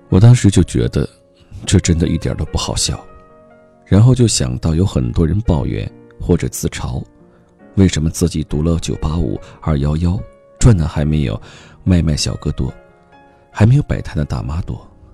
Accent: Heilongjiang, China; 我的家乡黑龙江

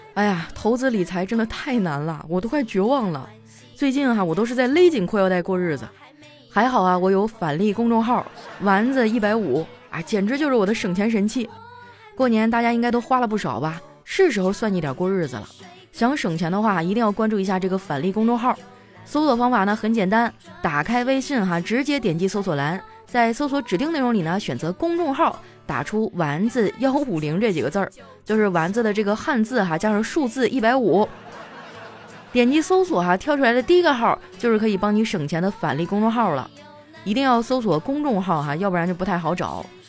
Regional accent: Qitaihe, Heilongjiang, China; moved away; 我的老家七台河是一个美城

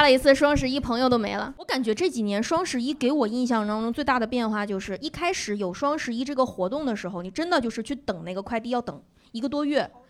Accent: Northeast China, China; 我们东北人

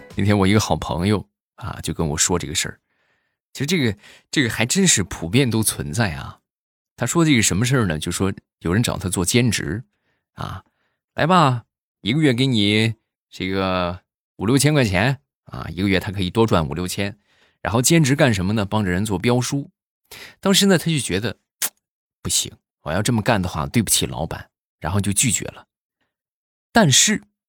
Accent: Shandong, China; 我们山东这边

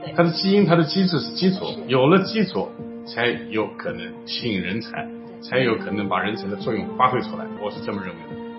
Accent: China; 我们中国人

